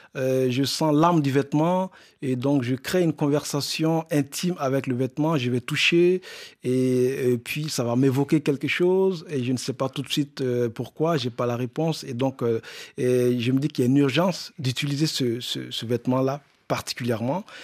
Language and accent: French; Burkina Faso; moved away; du Burkina Faso, le pays, mon pays d'origine